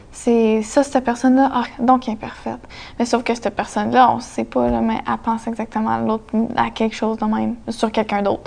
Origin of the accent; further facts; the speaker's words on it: Gatineau, Quebec, Canada; j'ai une artiste aussi, quinze ans. Euh, je viens de Gatineau